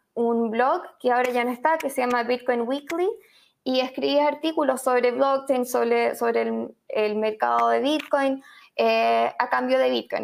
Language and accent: Spanish; Chile; moved away; also born or lived in Argentina / Madrid / New York; como quizás algunos pueden intuir por mi acento, soy chilena, periodista